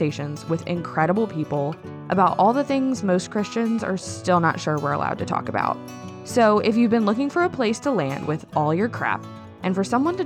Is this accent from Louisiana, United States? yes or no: yes; New Orleans, Louisiana, United States; I'm from New Orleans